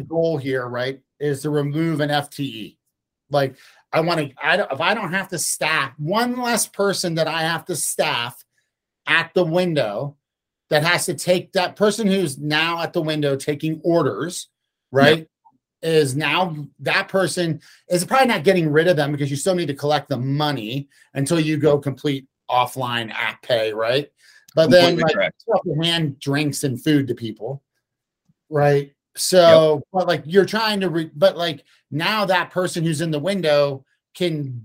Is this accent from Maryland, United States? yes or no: yes; Maryland, United States; moved away as an adult; also born or lived in Philadelphia / Denver; now in Colorado, United States; I grew up in Maryland, and then I went to school in Philadelphia for 2 years